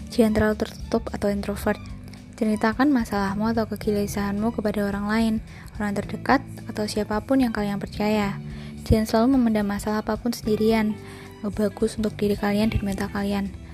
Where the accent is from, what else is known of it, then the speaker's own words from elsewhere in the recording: Blora, Central Java, Indonesia; now in Semarang, Indonesia; Aku berasal dari kota Blora